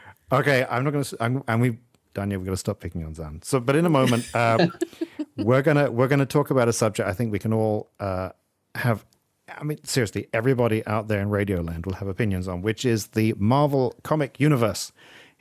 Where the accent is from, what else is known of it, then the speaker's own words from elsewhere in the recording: England, United Kingdom; I grew up in England